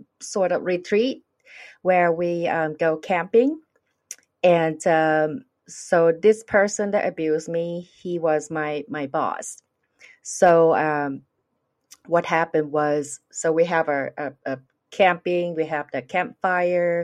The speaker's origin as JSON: {"language": "English", "country": "Thailand", "second_language": "English", "moved": "yes", "said": "I'm from Thailand"}